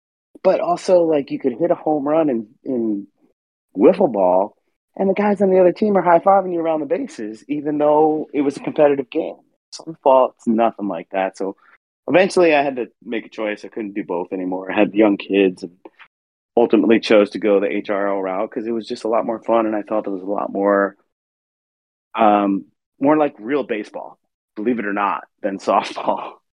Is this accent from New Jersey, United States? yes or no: yes; New Jersey, United States; now in Minnesota, United States; I'm an East Coast guy, born and raised in Jersey